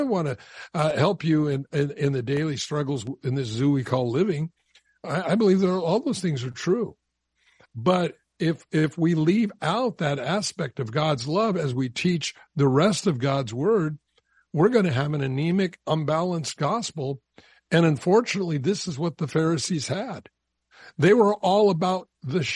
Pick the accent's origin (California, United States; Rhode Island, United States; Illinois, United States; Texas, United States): California, United States; Southern; I grew up down in Southern California